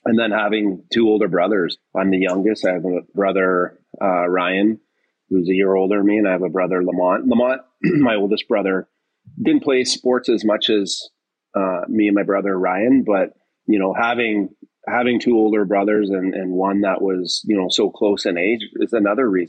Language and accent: English; Oshawa, Ontario, Canada; I grew up in Oshawa